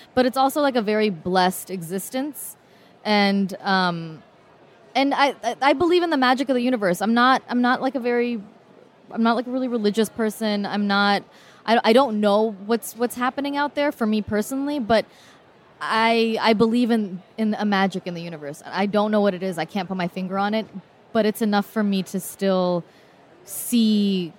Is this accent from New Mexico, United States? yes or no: no; Oakland, California, United States; I grew up in Oakland.